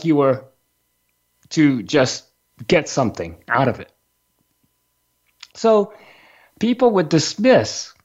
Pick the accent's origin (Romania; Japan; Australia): Japan; when I was a young kid growing up in Japan